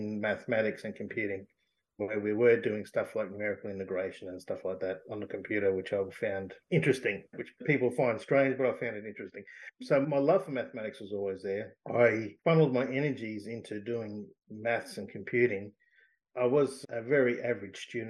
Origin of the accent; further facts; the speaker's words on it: Toowoomba, Queensland, Australia; now in Cleveland, Australia; I actually grew up away from my community in a place called Toowoomba